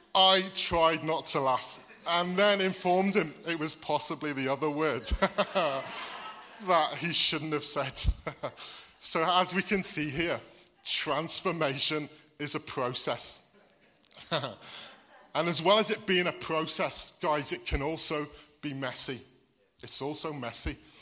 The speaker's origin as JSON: {"language": "English", "region": "Wales", "country": "United Kingdom", "tie": "born or raised there", "lives_now": "Wordsley, United Kingdom", "said": "I was born here in Wordsley, which makes me English. I'm admitting here, I'm from the Black Country. But I moved to Wales um, when I was eight. Um, and I lived there the majority of my life"}